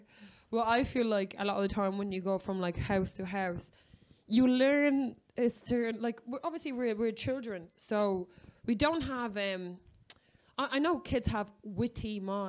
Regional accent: Ireland; I remember, like, being Irish

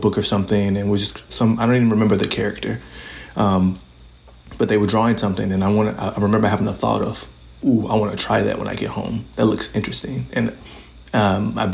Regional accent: Chicago, Illinois, United States; moved away as an adult; now in Stevens Point, United States; I started growing up in Chicago, and I lived there for the first 18 years of my life or so

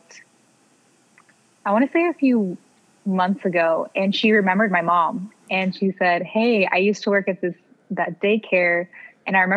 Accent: Clovis, California, United States; I was born in Clovis, California

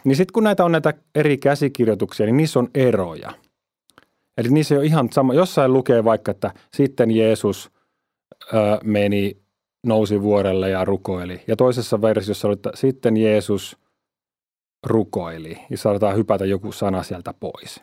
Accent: Finland; meillä Suomessa

